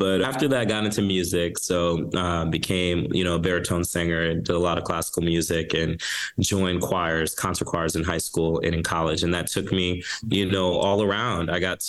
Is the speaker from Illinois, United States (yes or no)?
yes; Chicago, Illinois, United States; I grew up in Chicago. First generation Jamaican American